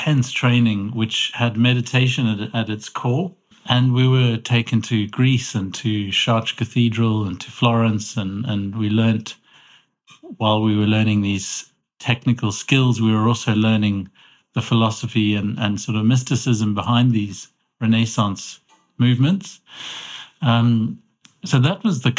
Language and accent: English; Cape Town, Western Cape, South Africa; moved away as an adult; also born or lived in London; now in Edinburgh, United Kingdom; I grew up in Cape Town in South Africa